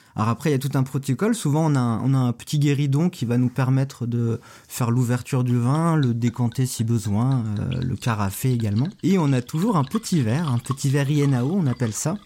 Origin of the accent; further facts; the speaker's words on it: Lorient, Brittany, France; also born or lived in Quimper / Saint-Nazaire; je suis né à, Quimper, mais j'ai grandi à Lorient. J'ai été de l'école primaire au collège euh, à Lorient.